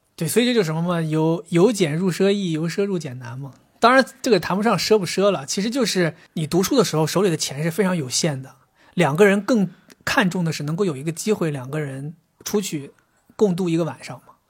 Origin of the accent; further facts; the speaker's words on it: Northeast China, China; moved away as an adult; now in Shanghai, China; 我作为一个东北人